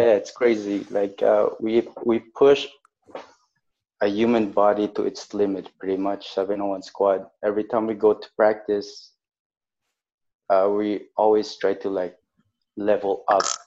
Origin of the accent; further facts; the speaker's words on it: Montreal, Quebec, Canada; I grew up in a, a place called Lachine